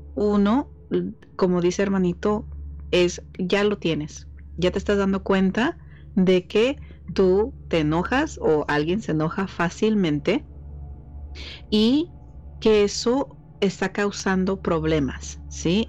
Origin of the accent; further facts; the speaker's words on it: Mexico; soy mexicana